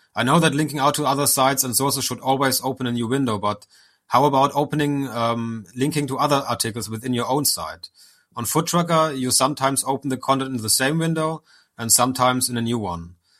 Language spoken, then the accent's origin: English; Germany; I'm from Germany